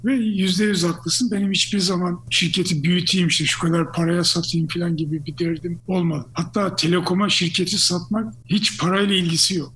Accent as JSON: {"language": "Turkish", "town": "Gölköy", "region": "Ordu", "country": "Turkey", "tie": "born or raised there", "also_born_or_lived": "England", "moved": "as an adult", "said": "ben o köyde doğdum büyüdüm"}